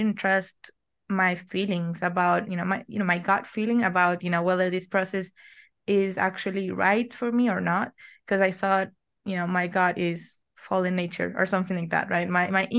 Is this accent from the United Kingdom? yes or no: no; Argentina; I'm from Argentina. I'm 25 years old and I'm still in college